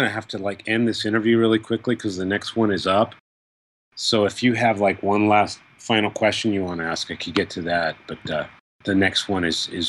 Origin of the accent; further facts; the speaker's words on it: Baltimore, Maryland, United States; And it's my home country, and especially Baltimore is my hometown.